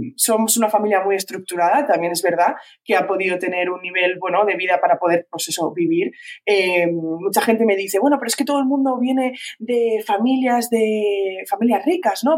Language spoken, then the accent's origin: Spanish; Valencian Community, Spain; soy de Valencia, soy valenciana